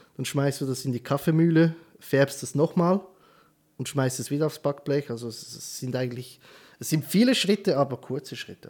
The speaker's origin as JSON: {"language": "German", "country": "Switzerland", "said": "bei uns in der Schweiz"}